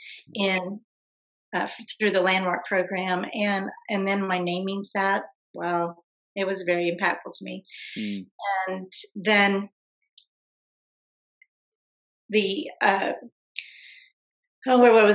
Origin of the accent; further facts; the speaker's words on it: Fort Worth, Texas, United States; I'm from Fort Worth